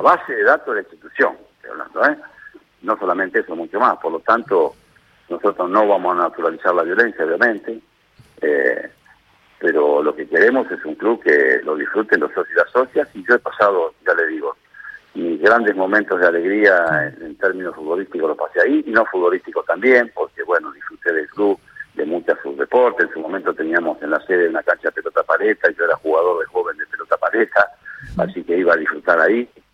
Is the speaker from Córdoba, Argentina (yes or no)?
no; Lomas de Zamora, Buenos Aires Province, Argentina; yo soy nacido y criado en Loma de nací en el Hospital Público Gandulfo